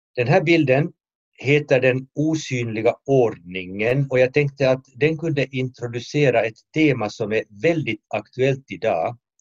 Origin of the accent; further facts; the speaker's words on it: Finland; i mitt hemland eh, Finland